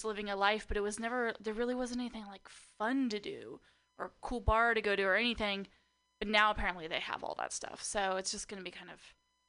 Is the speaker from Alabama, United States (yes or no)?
no; Napa, California, United States; moved away as an adult; now in Portland, United States; I was born and raised in Napa, California, though.